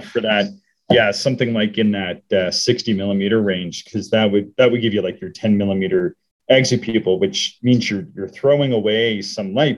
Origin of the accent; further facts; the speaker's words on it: Canada; I, am Canadian, but I grew up on American TV